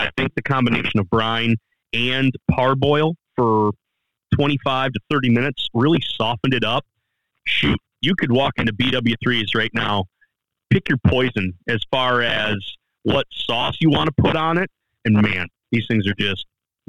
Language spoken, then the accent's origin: English; Michigan, United States; I'm from the Midwest, and I'm still a Michigan boy who's just kind of wet behind the ears getting out places. So I've had a lot of Michigan delight stuff.